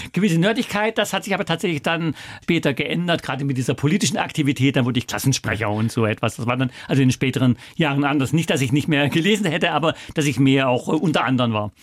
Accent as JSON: {"language": "German", "country": "Germany", "also_born_or_lived": "China / Rio de Janeiro, Brazil / New York, United States / Russia", "said": "wir als Deutsche"}